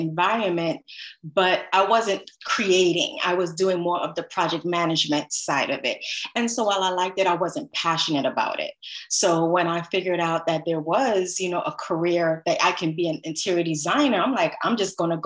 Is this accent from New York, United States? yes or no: yes; New York City, New York, United States; I grew up in the Crown Heights area of Brooklyn where there are lots of brownstones, and I grew up in a brownstone